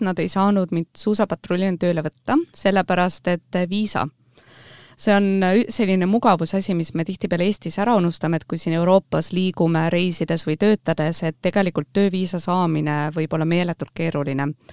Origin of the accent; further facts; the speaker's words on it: Rapla, Rapla County, Estonia; moved away as an adult; also born or lived in Austria / Germany / New Zealand / United States; olen sündinud ja kasvanud Raplas